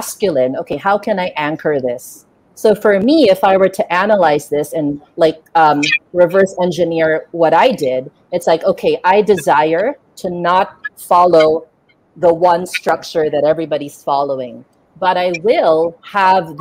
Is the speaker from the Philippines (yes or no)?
yes; Philippines; I grew up in Asia